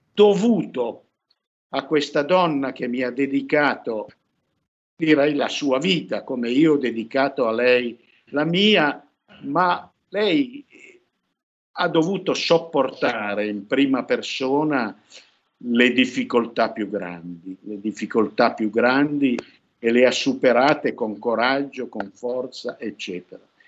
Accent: Piedmont, Italy; io sono piemontese

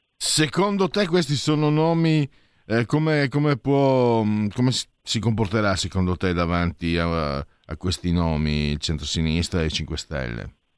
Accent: Friuli-Venezia Giulia, Italy; also born or lived in Veneto; Io vengo dal Friuli

